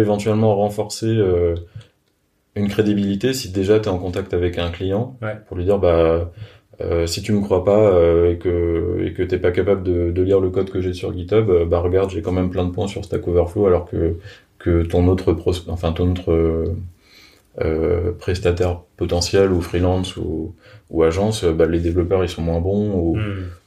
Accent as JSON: {"language": "French", "country": "France", "said": "je suis français"}